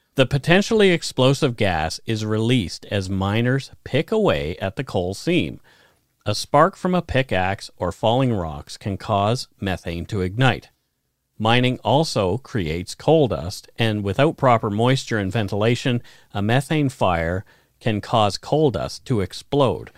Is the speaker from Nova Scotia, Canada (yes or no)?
yes; Bridgewater, Nova Scotia, Canada; My hometown is centered around a Michelin tire plant